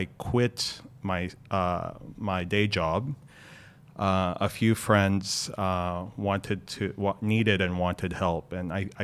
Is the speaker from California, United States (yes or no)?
no; Dallas, Texas, United States; moved away as an adult; also born or lived in Manila, Philippines; now in Hong Kong; I grew up in Dallas, Fort Worth, Texas.